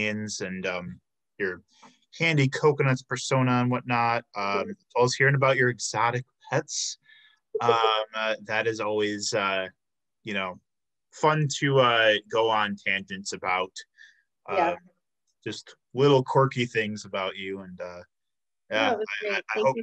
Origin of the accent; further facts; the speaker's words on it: Chicago, Illinois, United States; I'm from the Chicago area